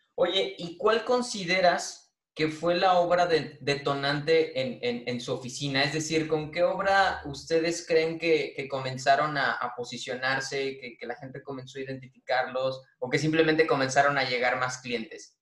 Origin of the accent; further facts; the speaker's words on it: Irapuato, Guanajuato, Mexico; yo soy de Irapuato, Guanajuato